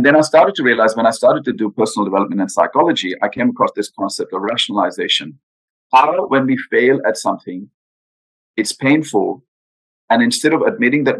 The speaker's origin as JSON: {"language": "English", "country": "India", "tie": "born or raised there", "moved": "yes", "said": "I grew up in India. I'm Indian by background, born in India."}